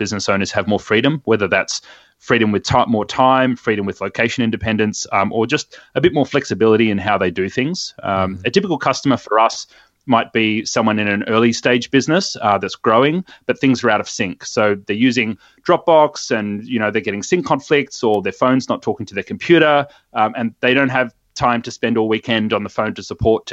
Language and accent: English; Sydney, New South Wales, Australia; Born and bred in Sydney, and I still call this place home as well